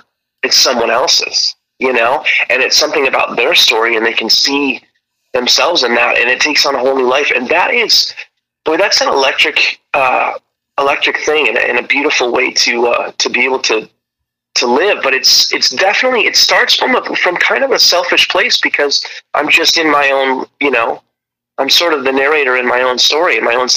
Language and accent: English; Rockford, Illinois, United States; I grew up in Rockford, Illinois